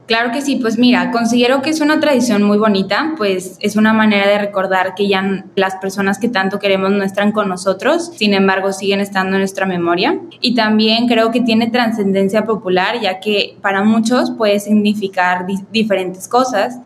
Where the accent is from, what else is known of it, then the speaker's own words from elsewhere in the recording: Mexico; nosotros los mexicanos